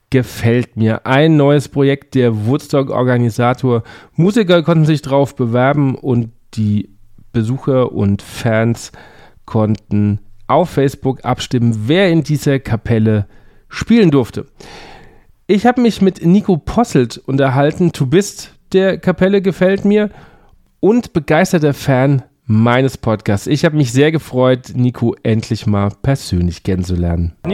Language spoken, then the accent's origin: German; Lower Austria, Austria; Äh, Waldviertel, also Niederösterreich.